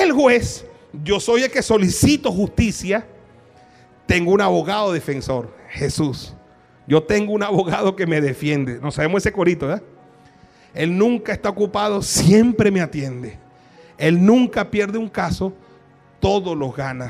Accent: Venezuela; a los venezolanos nos ha dado una capacidad de resiliencia

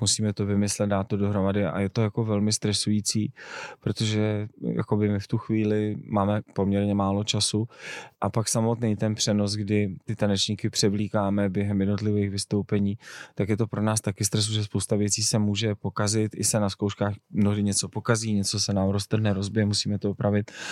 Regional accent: Czechia; my máme jako Češi

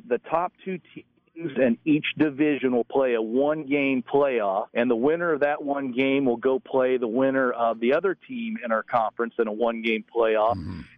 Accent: Texas, United States; also born or lived in Indiana / Iowa; now in Alton, United States; I was born in Indiana. I grew up in Texas. I moved to Iowa 25 years ago

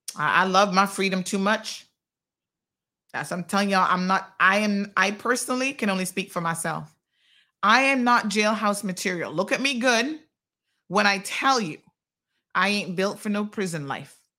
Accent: Tampa, Florida, United States; moved away as an adult; now in Cayman Islands; I grew up in Tampa

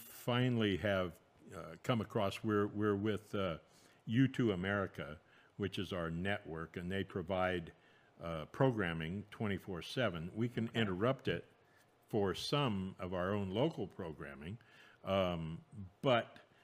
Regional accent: San Francisco, California, United States; also born or lived in Cupertino / Fresno / Alaska; I was born in San Francisco, raised there until, I was in the eighth grade

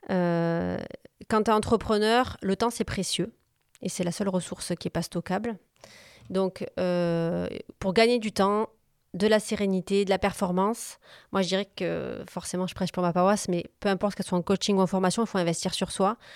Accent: Corsica, France; j'ai un appartement aussi en Corse, je suis originaire de Corse.

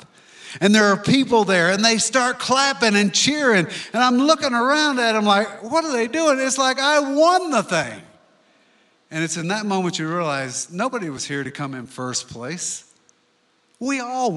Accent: Louisiana, United States; now in Colorado, United States; I'm from Louisiana

